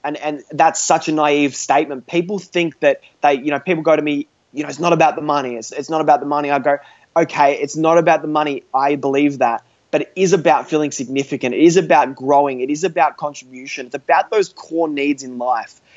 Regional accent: Australia; I'm an Australian teenager, uh, 17 years old, still in high school.

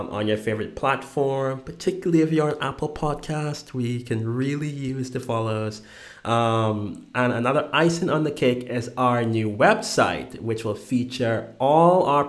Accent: Bahamas; my home country, the Bahamas

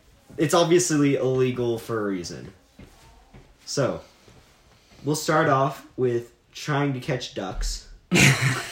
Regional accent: Utah, United States; we're from Utah, and so we pronounce it mountain instead of mountain.

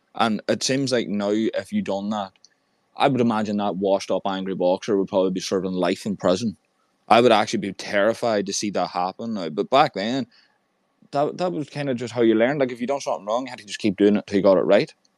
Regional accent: Ireland; I'm from Ireland

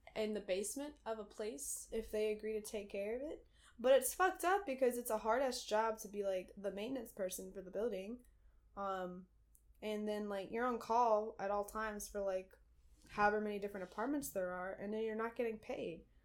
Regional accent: Dunn, North Carolina, United States; born or raised there; moved away as an adult; now in Brooklyn, United States

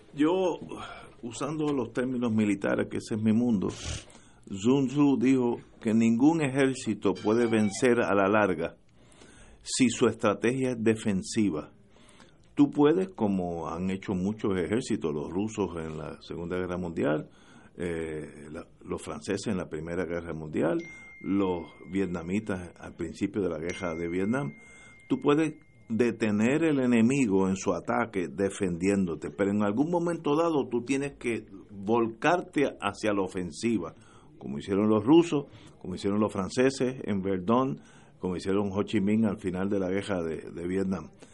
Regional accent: Puerto Rico; yo soy puertorriqueño

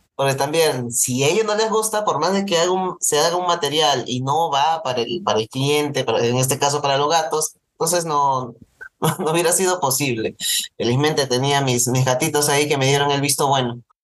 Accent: Peru

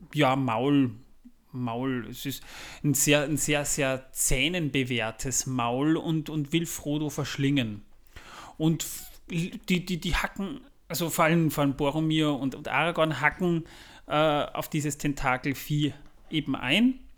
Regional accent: Austria; Bei uns in Österreich

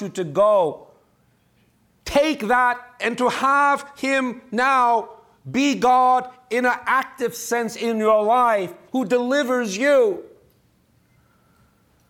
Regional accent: New York, United States; I'm a New Yorker

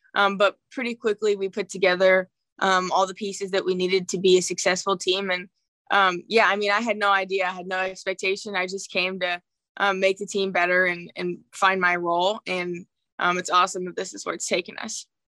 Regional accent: St. Joseph, Missouri, United States; my hometown environment

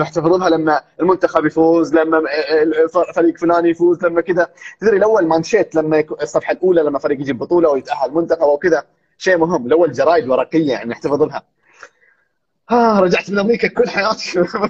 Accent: Saudi Arabia; also born or lived in United States; عندنا في السعوديه

